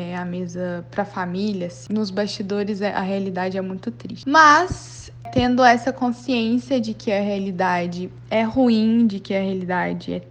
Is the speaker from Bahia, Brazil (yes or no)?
no; Belo Horizonte, Minas Gerais, Brazil; eu sou de Belo Horizonte